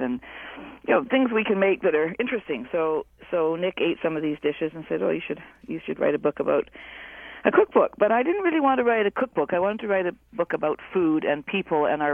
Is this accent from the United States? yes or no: no; Vancouver Island, British Columbia, Canada; also born or lived in Haida Gwaii; I grew up on Vancouver Island